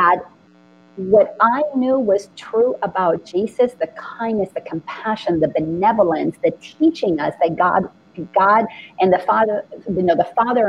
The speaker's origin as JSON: {"language": "English", "country": "Dominican Republic", "tie": "born or raised there", "moved": "yes", "said": "I grew up in the Dominican Republic"}